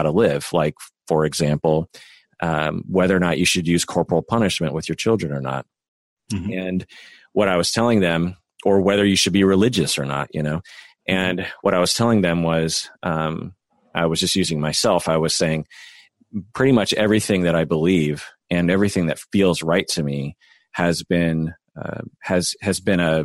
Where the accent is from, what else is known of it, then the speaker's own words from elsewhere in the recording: United States; I'm Japanese American